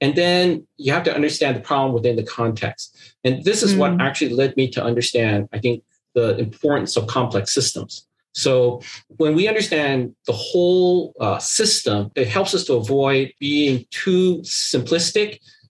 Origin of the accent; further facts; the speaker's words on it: Seattle, Washington, United States; I'm always stuck because I can't give a single answer is like I'm from Seattle.